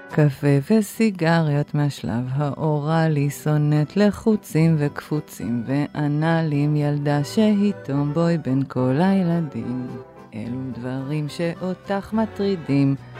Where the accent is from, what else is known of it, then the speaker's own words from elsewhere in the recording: Haifa, Haifa District, Israel; אני גדלתי בחיפה של שנות ה-70 המאוחרות, 80 מוקדמות